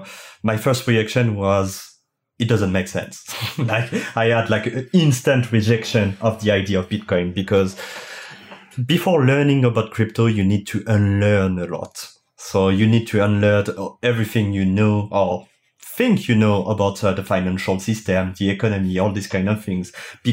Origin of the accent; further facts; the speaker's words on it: France; English is a second language; as you can hear it with my thick accent, I'm French